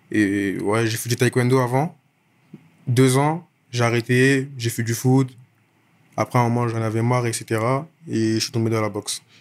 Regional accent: Clichy, Île-de-France, France; also born or lived in Issy-les-Moulineaux; Moi, je, depuis petit, j'habite à Clichy dans le 92. J'ai grandi là-bas, etc. Je suis arrivé là-bas euh, à mes un an et depuis, je suis là-bas. Avant ça, j'habitais à issy Limonino, encore dans le 92.

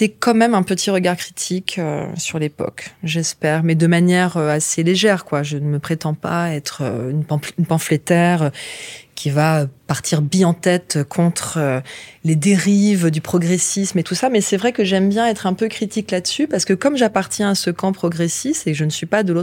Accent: France; bon, ça reste quand même notre culture en tant que Français.

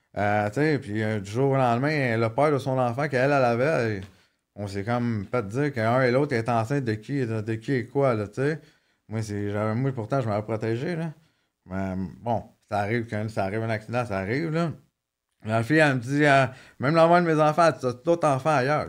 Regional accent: Montreal, Quebec, Canada; also born or lived in Maurice (birthplace, garbled) / Laval; je grandi à Montréal, la Chaîne-Ville-Saint-Pierre

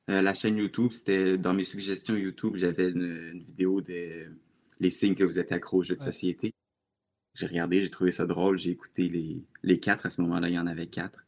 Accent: Laval, Quebec, Canada; moved away as an adult; now in Quebec City, Canada; je suis présentement à Québec, dans la capitale, mais je suis originaire de Laval, en banlieue de Montréal.

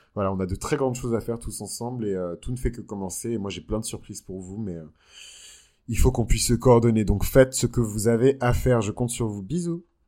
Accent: Benin; moved away; quand j'étais dans mon pays d'origine, le Bénin

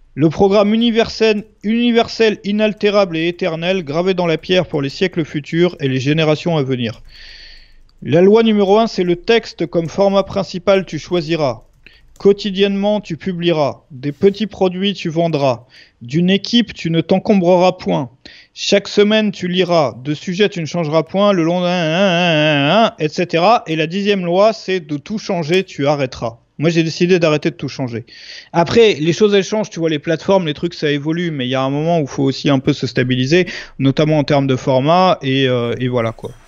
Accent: Brittany, France; je suis breton à la base

